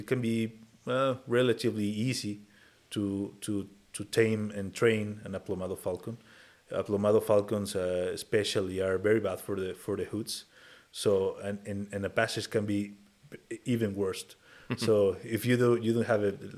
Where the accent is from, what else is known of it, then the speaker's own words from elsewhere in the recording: Mexico City, Mexico; So I grew up in Mexico City, a very crowded city.